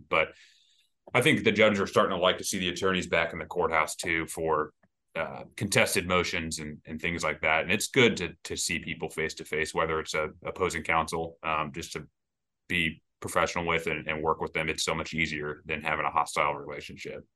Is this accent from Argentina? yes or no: no; Kansas City, United States; moved away as an adult; now in Saint Louis, United States; I'm from Kansas City originally, and I actually practiced law there for, for six years before I moved to Saint Louis